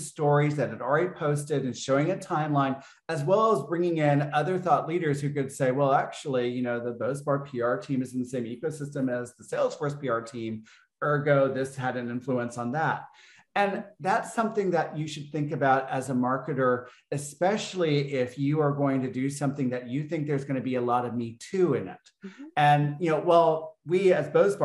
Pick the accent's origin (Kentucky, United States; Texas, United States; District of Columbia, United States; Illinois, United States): Texas, United States; growing up in Texas as a gay man